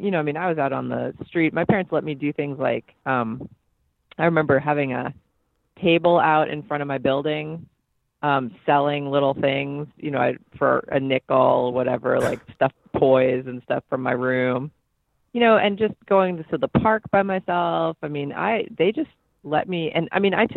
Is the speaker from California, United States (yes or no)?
no; New York City, New York, United States; I grew up in New York City in Manhattan in Hell's Kitchen